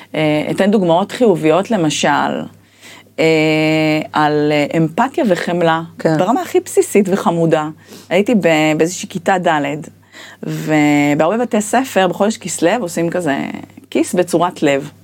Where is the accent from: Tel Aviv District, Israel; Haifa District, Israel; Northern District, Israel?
Tel Aviv District, Israel; Ramat Gan; גדלתי ברמת גן